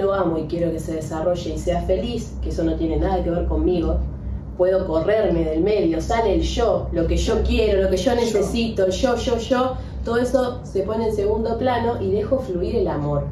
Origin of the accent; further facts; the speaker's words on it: Argentina; soy argentina, me identifico con este club de fútbol, con mi barrio